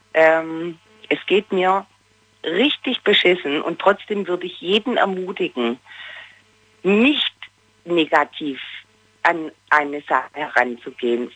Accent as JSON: {"language": "German", "region": "Baden-Württemberg", "country": "Germany"}